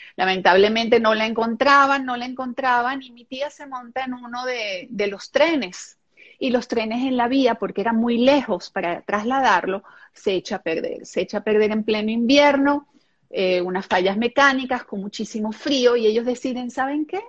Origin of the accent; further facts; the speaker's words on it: Venezuela; first language German; Spanish is a second language; also born or lived in Israel; llegar a Venezuela tengo muchos momentos así, recuerda que era pequeña